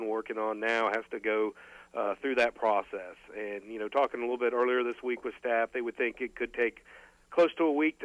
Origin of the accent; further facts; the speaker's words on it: Florida, United States; growing up in Florida